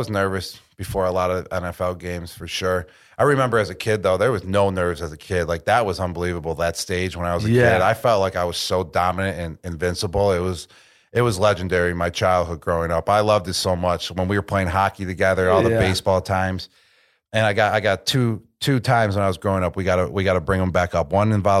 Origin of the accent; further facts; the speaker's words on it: Buffalo, New York, United States; We're from Buffalo.